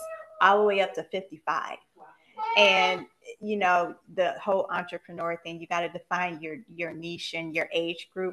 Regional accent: Buffalo, New York, United States; now in Marietta, United States; Buffalo, New York, my hometown

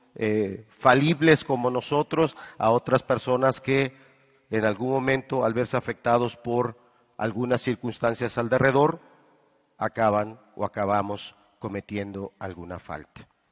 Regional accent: Mexico; nosotros los mexicanos

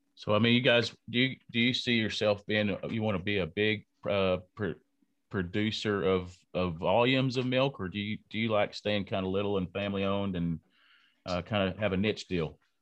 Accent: Lubbock, Texas, United States; I am from Lubbock, Texas

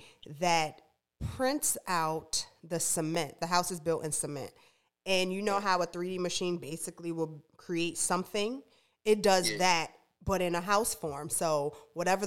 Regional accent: New York City, New York, United States; now in North Carolina, United States; I'm from Brooklyn

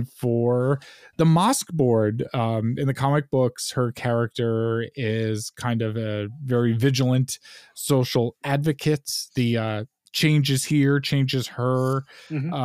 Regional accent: Long Island, New York, United States; growing up on Long Island

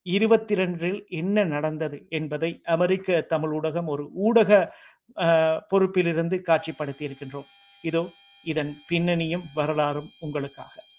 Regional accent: Sri Lanka; நான் இலங்கையை சேர்ந்தன

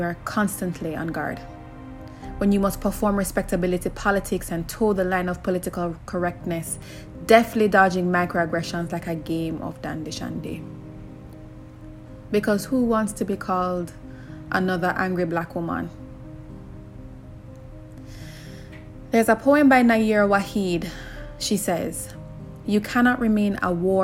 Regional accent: Jamaica; I grew up in Jamaica in one of those close-knit families

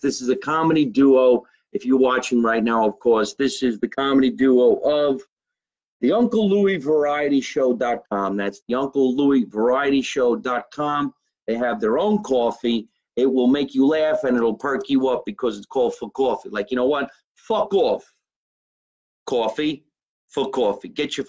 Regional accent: Scotch Plains, New Jersey, United States; my hometown of Scotch Plains, New Jersey, which is really, really cool. All right, Jersey strong, small little town, Scotch Plains, New Jersey

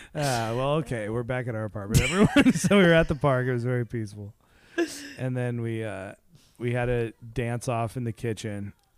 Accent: Seattle, Washington, United States; we're from Seattle.

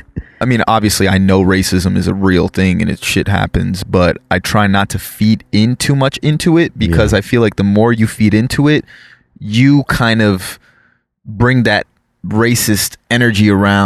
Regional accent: South Florida, United States; growing up in South Florida

